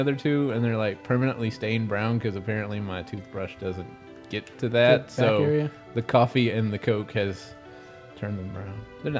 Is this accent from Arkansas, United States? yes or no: yes; Arkansas, United States; But I'm from Arkansas.